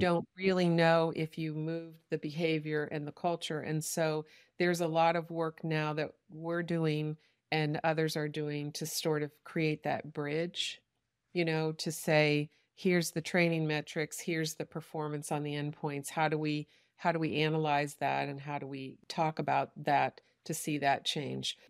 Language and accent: English; United States; I'm an American who only speaks English